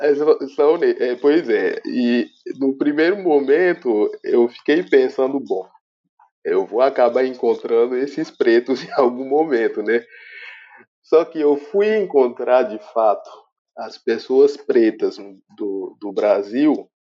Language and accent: Portuguese; Benin; moved away as an adult; now in Brazil; sou arquiteto e urbanista beninense da República do Benin